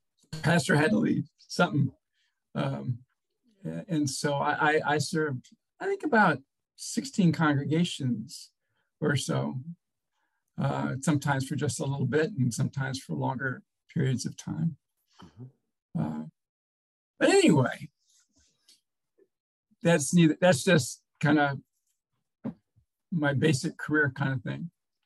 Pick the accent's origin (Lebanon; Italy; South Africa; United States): United States; Portsmouth, Virginia; born there; In fact, I was born in Portsmouth Naval Hospital, not too far from here.